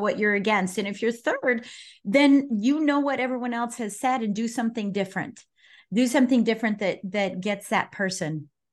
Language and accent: English; Colorado Springs, Colorado, United States; I was born and raised in Colorado Springs